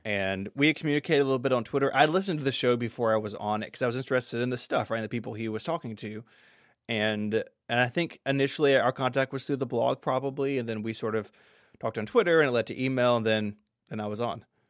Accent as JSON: {"language": "English", "town": "Memphis", "region": "Tennessee", "country": "United States", "tie": "born or raised there", "said": "I'm from the South. I grew up in a suburb of Memphis"}